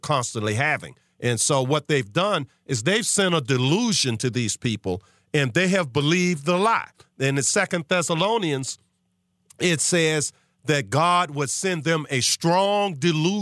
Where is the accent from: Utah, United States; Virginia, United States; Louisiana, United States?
Virginia, United States; Charles City; I grew up in Charles City, 20 minutes east of you in Sandston